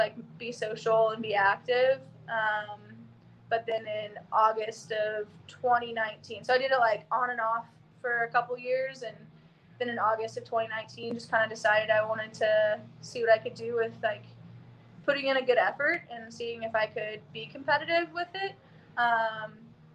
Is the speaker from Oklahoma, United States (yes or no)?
yes; Oklahoma, United States; moved away; also born or lived in Austin, Texas; I grew up in Oklahoma, did gymnastics for basically my whole life.